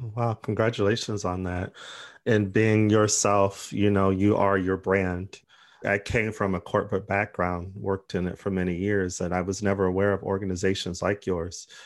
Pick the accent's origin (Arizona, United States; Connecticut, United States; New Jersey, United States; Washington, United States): Arizona, United States; now in United Kingdom; I'm from Arizona